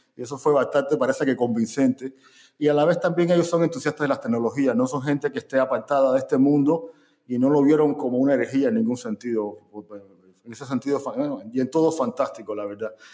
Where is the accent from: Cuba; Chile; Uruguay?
Cuba